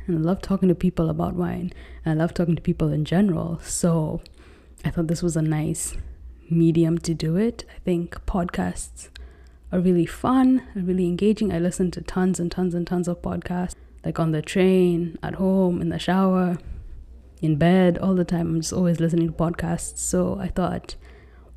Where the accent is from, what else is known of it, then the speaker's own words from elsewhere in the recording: Nairobi, Kenya; moved away as an adult; now in New York City, United States; I was born and raised in Nairobi, Kenya. However, at the moment, I'm actually living in New York City